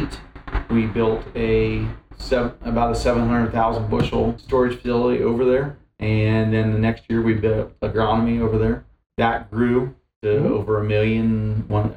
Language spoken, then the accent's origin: English; Wooster, Ohio, United States; moved away as an adult; now in Deerfield, United States; I grew up just over in Worcester